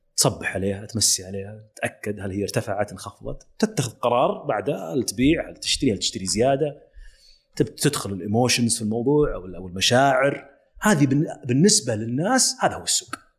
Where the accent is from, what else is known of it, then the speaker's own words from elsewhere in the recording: Saudi Arabia; also born or lived in London; كوني سعودي